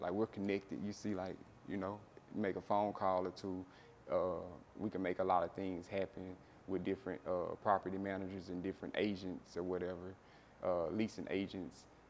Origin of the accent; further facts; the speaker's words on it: Shreveport, Louisiana, United States; moved away as an adult; now in Dallas, United States; I'm from Shreveport, Louisiana.